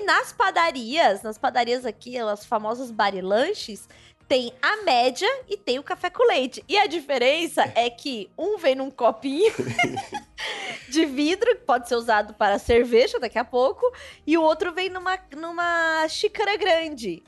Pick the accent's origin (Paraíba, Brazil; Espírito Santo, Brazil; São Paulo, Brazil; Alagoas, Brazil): São Paulo, Brazil; also born or lived in Distrito Federal; eu nascida e criada em São Paulo e algumas vezes, alguns anos, né, no Distrito Federal